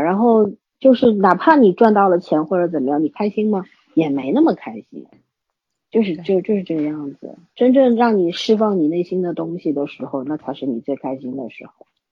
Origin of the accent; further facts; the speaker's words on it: China; 我们中国人